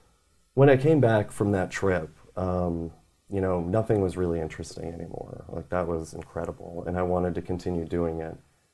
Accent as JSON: {"language": "English", "region": "Wisconsin", "country": "United States", "tie": "born or raised there", "also_born_or_lived": "Georgia", "said": "Yeah, I was born in Georgia, moved to Wisconsin shortly after. Mm-hmm. Family moved around a lot."}